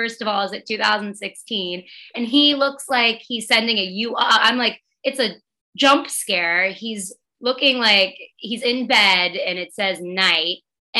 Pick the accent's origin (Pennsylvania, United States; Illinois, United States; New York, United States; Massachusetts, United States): Massachusetts, United States; Boston; moved away; I'm in my hometown of Boston